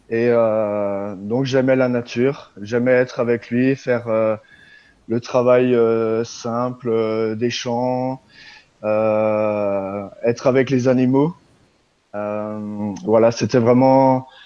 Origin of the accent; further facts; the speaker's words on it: Grand Est, France; j'y suis allé en Alsace, puisque je suis originaire d'Alsace